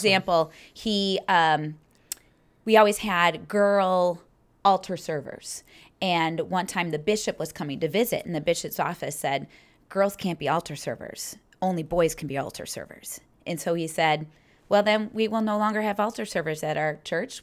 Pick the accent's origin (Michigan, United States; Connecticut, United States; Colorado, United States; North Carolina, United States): Michigan, United States; Troy; moved away as an adult; now in Naperville, United States; I was born in Troy, Michigan, which is a suburb. It's about 30 minute drive outside of downtown Detroit, and born and raised there until um, right after I got married